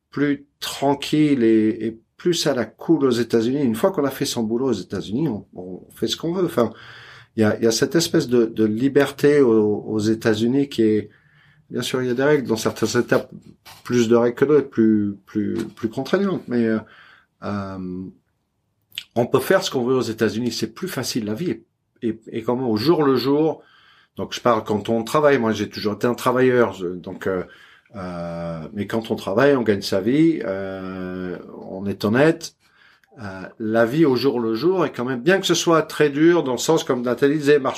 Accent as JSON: {"language": "French", "town": "Perpignan", "region": "Occitania", "country": "France", "also_born_or_lived": "Paris", "said": "je suis de Perpignan au départ, mais j'ai toujours habité Paris. Donc, quand j'étais à Perpignan, je languissais Paris. Quand j'étais à Paris, je languissais à Perpignan."}